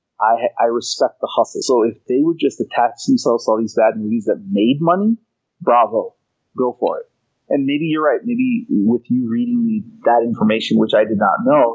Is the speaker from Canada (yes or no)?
yes; Canada; I'm from Canada